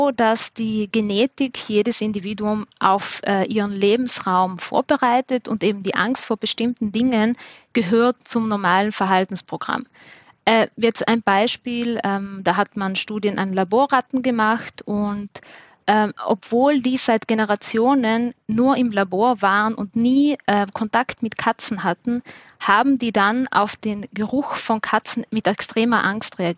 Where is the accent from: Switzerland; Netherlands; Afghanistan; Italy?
Italy; Trentino-Alto Adige; accent: mix of South Tyrolean and Viennese; now in Vienna, Austria; ich komme ursprünglich aus Südtirol und lebe in Wien, deshalb ist meine, mein Dialekt auch ein bisschen so ein Mischmasch